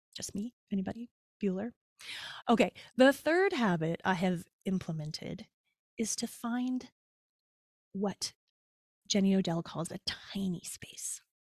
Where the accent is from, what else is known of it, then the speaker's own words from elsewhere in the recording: Canada; moved away; also born or lived in United States; as a Canadian